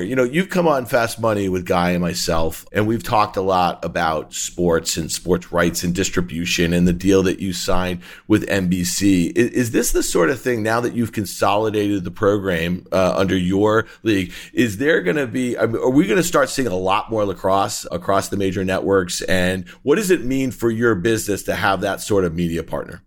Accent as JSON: {"language": "English", "town": "Syracuse", "region": "New York", "country": "United States", "tie": "born or raised there", "said": "I grew up in Syracuse in Onondaga County"}